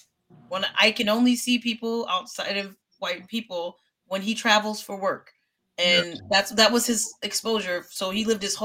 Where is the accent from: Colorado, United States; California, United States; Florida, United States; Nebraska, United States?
California, United States; moved away; also born or lived in Las Vegas; Obviously, I told you I came from Cali. When I grew up, I didn't have exposure to that.